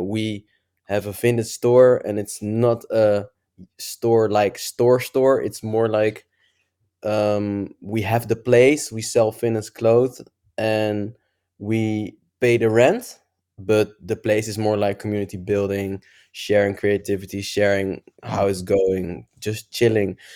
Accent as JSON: {"language": "English", "country": "Netherlands", "said": "I'm from Netherlands."}